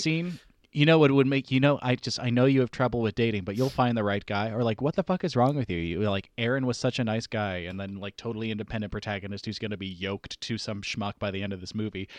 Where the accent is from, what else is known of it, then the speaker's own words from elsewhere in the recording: East Coast, United States; we are all from the East Coast